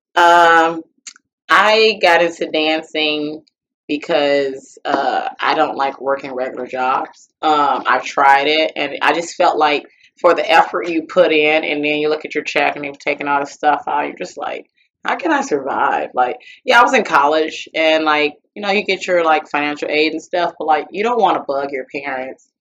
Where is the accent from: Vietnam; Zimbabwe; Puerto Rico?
Puerto Rico; I was born in Puerto Rico